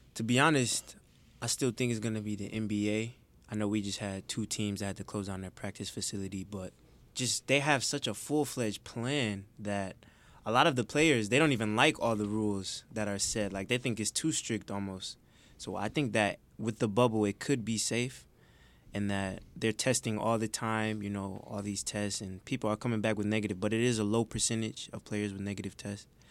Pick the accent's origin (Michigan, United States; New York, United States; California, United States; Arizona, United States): Michigan, United States; Detroit; I'm from Detroit, Michigan, twenty-one years old